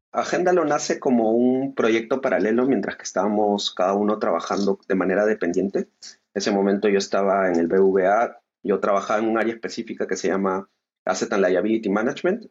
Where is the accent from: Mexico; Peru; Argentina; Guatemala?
Peru; nosotros somos de Perú